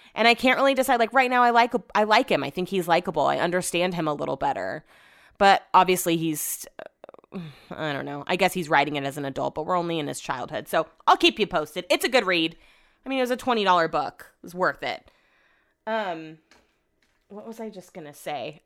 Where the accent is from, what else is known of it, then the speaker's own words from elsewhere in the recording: Sacramento, California, United States; I'm also from Sacramento